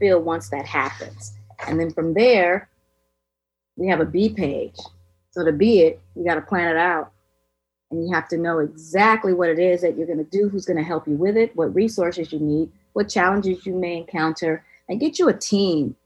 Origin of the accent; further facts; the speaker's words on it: California, United States; I'm a flip-flop head growing up in California